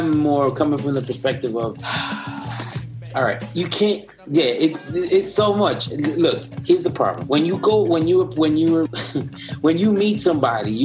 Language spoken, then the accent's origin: English; New York, United States; We're from New York